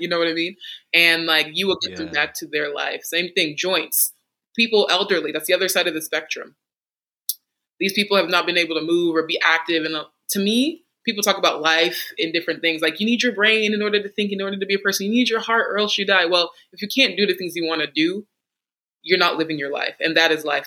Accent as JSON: {"language": "English", "region": "Texas", "country": "United States", "moved": "as an adult", "lives_now": "North Carolina, United States", "said": "I am from Texas"}